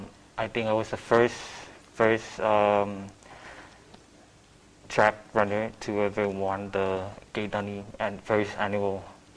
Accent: Chuuk, Micronesia; now in Guam; I'm from Chuuk. I'm 26 years old

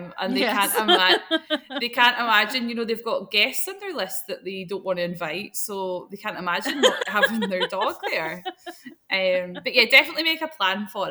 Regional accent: Scotland, United Kingdom; as a Scottish person

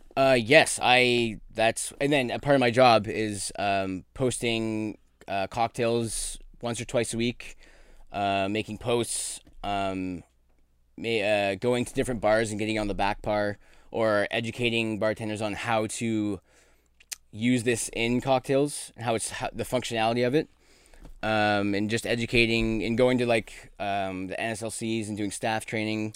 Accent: Brantford, Ontario, Canada; moved away; also born or lived in Ottawa / New York / Newfoundland; I grew up in my grandparents' butcher shop in Brantford, Ontario.

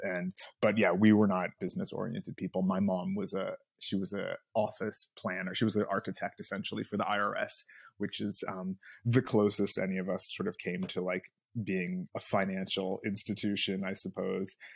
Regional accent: Los Angeles, California, United States; I, uh, grew up here in L

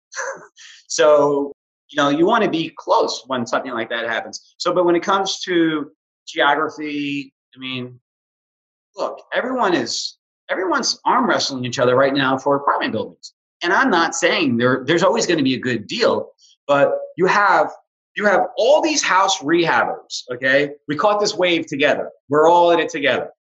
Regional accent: New York City, New York, United States; moved away as an adult; also born or lived in Hoboken, New Jersey; now in Houston, United States; I'm this kid from New York City.

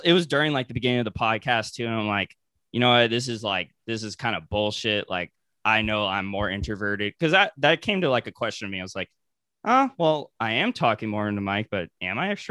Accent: Ventura County, Southern California, United States; I'm from SoCal. So, like, I'm an hour out of LA. So, I'm from, like, Ventura County

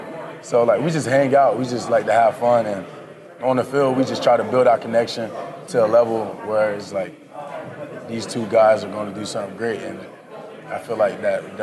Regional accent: Florida, United States; moved away; I'm from Florida too.

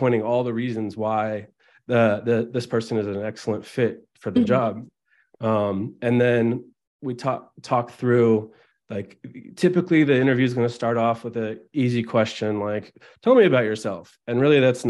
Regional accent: Albany, California, United States; also born or lived in Oakland, California; I grew up in Albany, California, which is right near Berkeley, California, in the San Francisco East Bay near Oakland.

